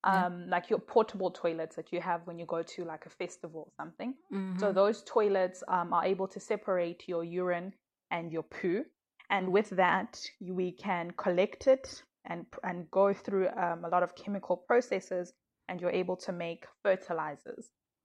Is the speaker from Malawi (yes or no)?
yes; Malawi; now in South Africa; I am originally from Malawi, but I'm currently based in South Africa.